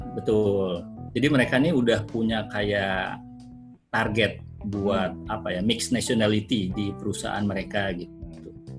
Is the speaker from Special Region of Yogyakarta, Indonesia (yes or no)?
no; Bandung, West Java, Indonesia; accent: Sundanese; moved away as an adult; also born or lived in Jakarta / Manila; now in Doha, Qatar; saya lahir dan besar di Bandung